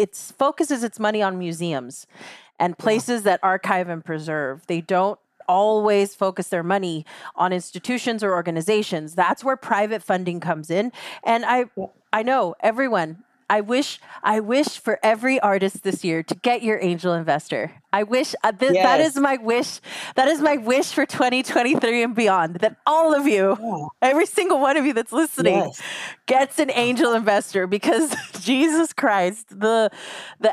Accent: Rio Grande Valley, Texas, United States; I'm very clear about where I'm from. I'm from the Rio Grande Valley. The Rio Grande Valley is along the border of Mexico.

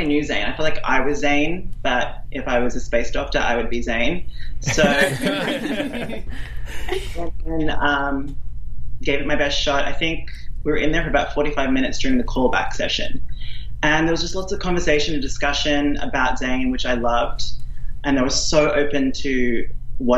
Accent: Australia; accent: Australian; moved away as an adult; also born or lived in Sydney, Australia; now in Vancouver, Canada; originally from a small town in Australia. I moved to Sydney when I was 18

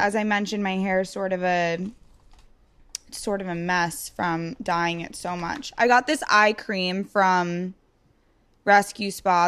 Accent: Long Island, New York, United States; moved away as an adult; now in New York City, United States; I'm from Long Island. I've lived in the city for a while.

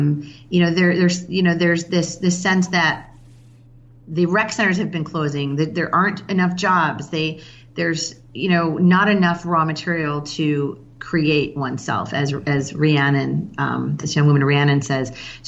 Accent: Chicago, Illinois, United States; And I've lived here for 15 years, you know, so it's almost been kind of my hometown. I'm from Chicago originally.

